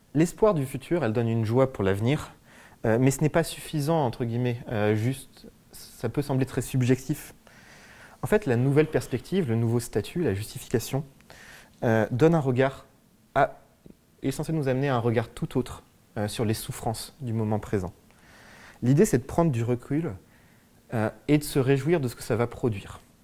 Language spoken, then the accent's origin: French; France; je suis français